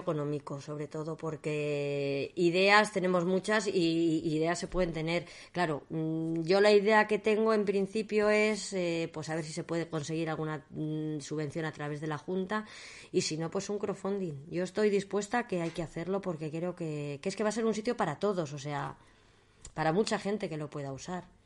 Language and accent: Spanish; Tubilla del Lago, Castile and León, Spain; Tubilla porque quiero que conozcáis mi pueblo